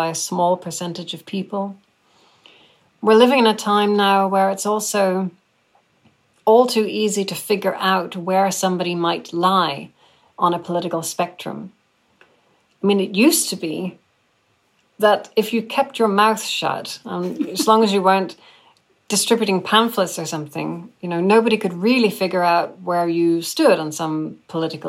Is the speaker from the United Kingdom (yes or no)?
yes; Northern Ireland, United Kingdom; I grew up in Northern Ireland myself